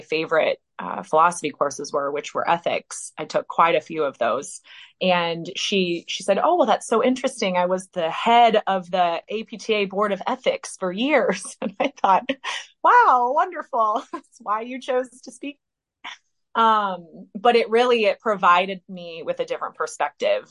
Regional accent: Indiana, United States; I'm from Indiana originally

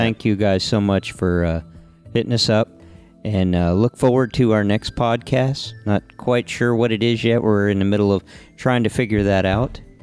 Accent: Homestead, Florida, United States; growing up in Homestead

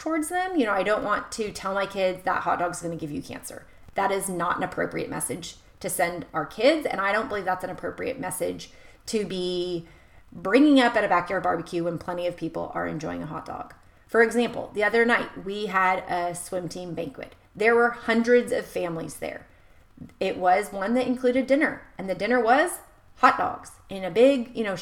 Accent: United States; someone who's born and raised in America

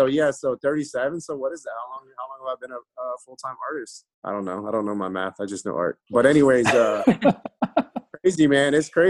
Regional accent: Tampa, Florida, United States; also born or lived in Valdosta, Georgia; So I mean, when people ask me like, where are you from? I always say Tampa, you know?

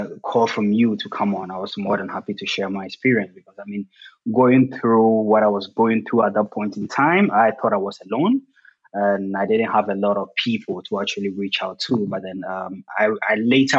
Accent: Ghana; moved away as an adult; now in Germany; I'm originally from Ghana.

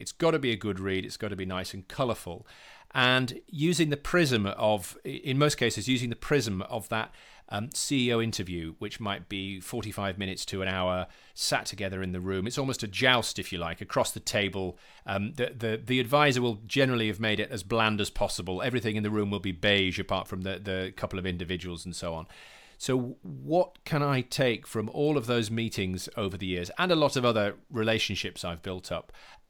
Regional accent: Yorkshire and the Humber, United Kingdom; I'm from West Yorkshire. I was born in a small town near Huddersfield.

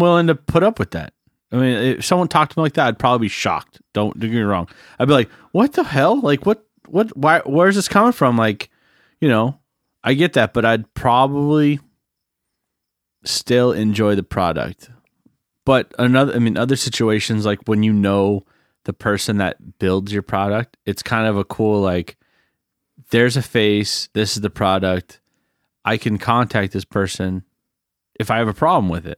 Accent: United States; I'm American

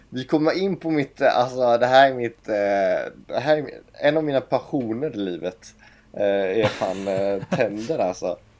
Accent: Gothenburg, Västra Götaland, Sweden; also born or lived in Stockholm; från Göteborg kommer jag ifrån

